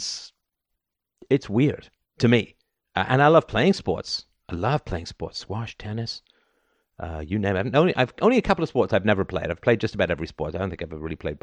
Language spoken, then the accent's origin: English; London, United Kingdom; I grew up in the UK, right? I grew up in London